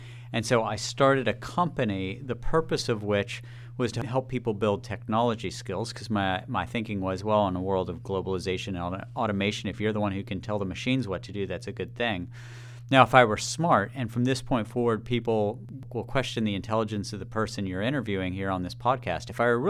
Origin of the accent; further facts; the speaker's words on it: West Virginia, United States; also born or lived in Kanawha County, West Virginia; now in Maryland, United States; I grew up in coal country in West Virginia. No blue blood in this body. Yeah, no, I grew up in the hills of West Virginia